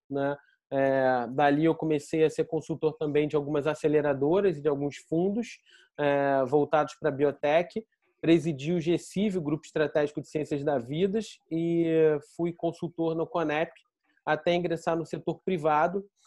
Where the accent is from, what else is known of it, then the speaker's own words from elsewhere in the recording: Rio de Janeiro, Brazil; also born or lived in São Paulo; sou carioca